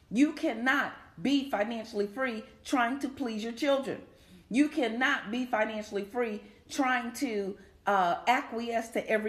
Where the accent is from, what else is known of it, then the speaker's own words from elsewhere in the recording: Chicago, Illinois, United States; I'm from Chicago